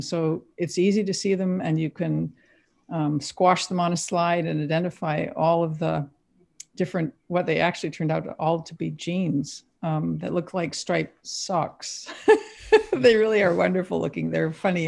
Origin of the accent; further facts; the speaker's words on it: Quebec, Canada; now in United States; I grew up in Quebec. I've s-, spoke really fluent French at the time